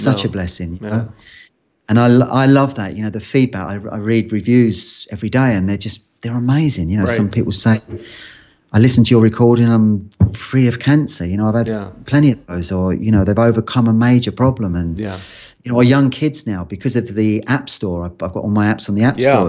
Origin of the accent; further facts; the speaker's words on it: London, United Kingdom; accent: London; because I grew up in London, I had more of a London accent back then.